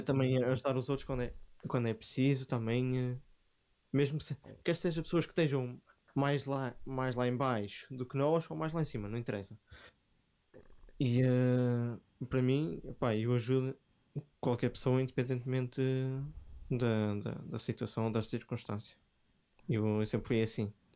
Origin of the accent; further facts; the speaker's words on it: Vila Nova de Gaia, Norte, Portugal; eu sou de Gaia